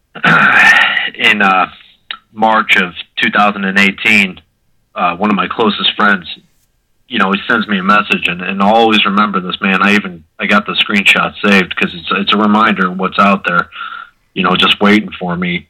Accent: Mentor, Ohio, United States; I'm from Mentor, Ohio.

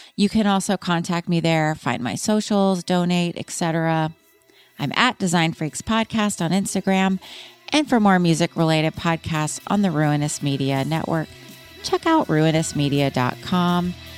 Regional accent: Austin, Texas, United States; I grew up in Austin

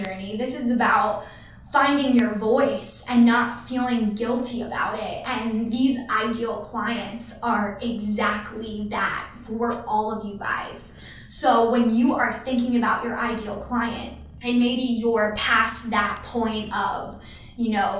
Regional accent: Philadelphia, Pennsylvania, United States; I'm from Philly

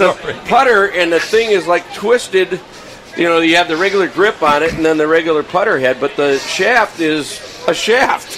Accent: Minneapolis, Minnesota, United States; I grew up in the Twin Cities

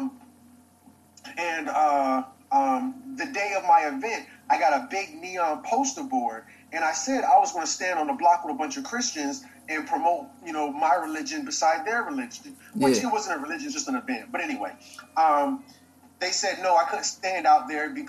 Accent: Virginia, United States; this is my hometown, so I done been in this library a million times

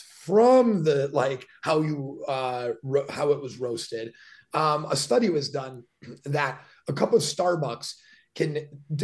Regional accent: Milwaukee, Wisconsin, United States; I grew up in Milwaukee, which is 30 minutes from Great Lakes, Illinois.

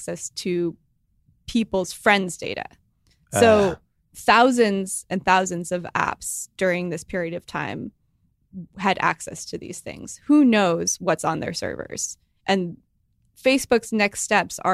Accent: Silicon Valley, California, United States; I grew up in Silicon Valley

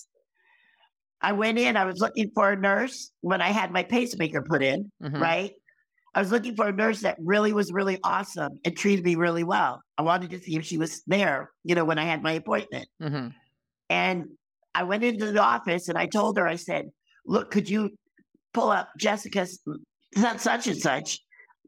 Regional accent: Connecticut, United States; I'm from Connecticut

